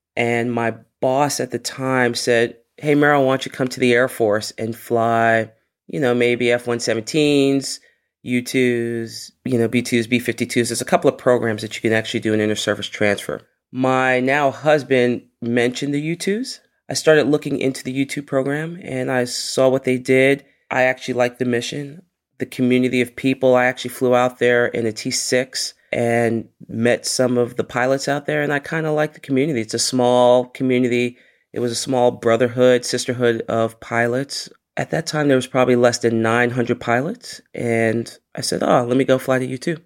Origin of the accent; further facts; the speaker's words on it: New York City, New York, United States; growing up in the Bronx, in a place called Co-op City